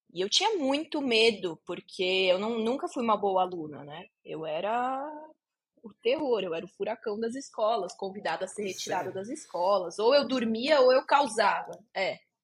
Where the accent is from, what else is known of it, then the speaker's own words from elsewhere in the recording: Barueri, São Paulo, Brazil; Eu cresci aqui em Alphaville, que é onde eu tô agora, é onde eu moro agora, que é um bairro nobre de São Paulo